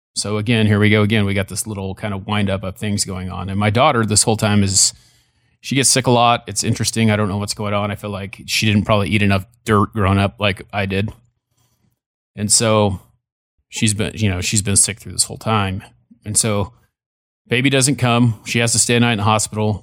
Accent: California, United States; when I was born in California, we lived down the street from them, from my grandparents

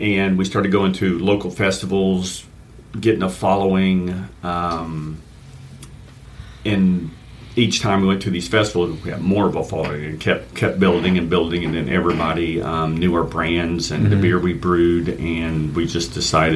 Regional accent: Fort Pierce, Florida, United States; Born and raised in Fort Pierce.

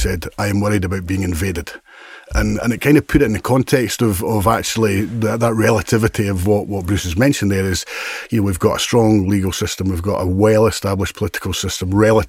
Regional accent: Edinburgh, Scotland, United Kingdom; I'm born and bred in Edinburgh.

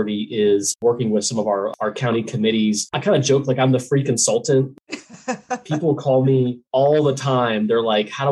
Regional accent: Tallahassee, Florida, United States; moved away as an adult; now in Georgia, United States; I'm actually from Florida originally

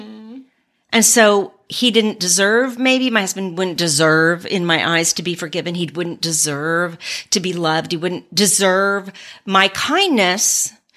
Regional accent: San Antonio, Texas, United States; moved away as an adult; also born or lived in New Mexico / Germany; we're both from Texas, from San Antonio

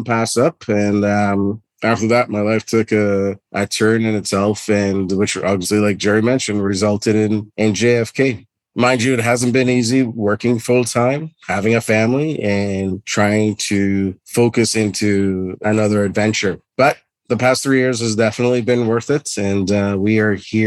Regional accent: Trinidad & Tobago; moved away as an adult; now in Canada; born and raised in Trinidad and Tobago. I moved to Canada permanently when I was 18 years old

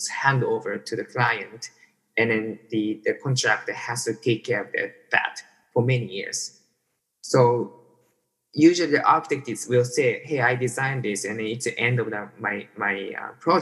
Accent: Tokyo, Japan; I was born and raised in Tokyo.

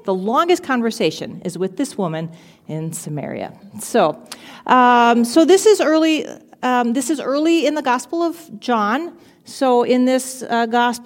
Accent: Albert Lea, Minnesota, United States; I grew up in Albert Lea, so I've lived in Minnesota most of my life

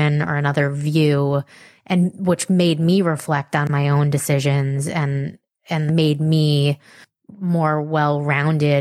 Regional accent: Mahopac, New York, United States; we grew up in Mapac, which is a suburb of the city, in Putnam County, which is 1 county north of Westchester

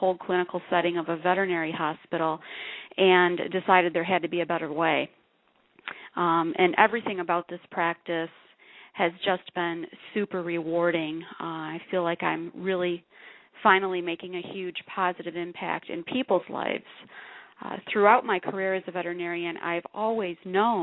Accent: Jackson, Michigan, United States; moved away as an adult; now in Tucson, United States; I'm originally from Michigan

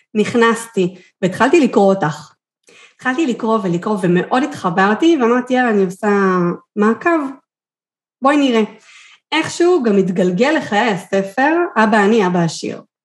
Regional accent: Kfar Saba, Central District, Israel; moved away as an adult; also born or lived in Kiryat Gat; אני מכפר סבא במקור, לקריית גת

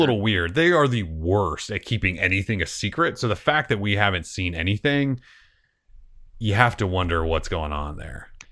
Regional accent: Montana, United States; now in Portland, United States; growing up in Montana

